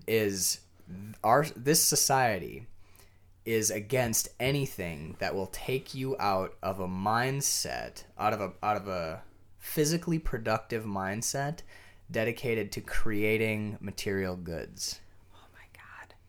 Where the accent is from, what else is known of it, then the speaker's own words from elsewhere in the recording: United States; I'm an American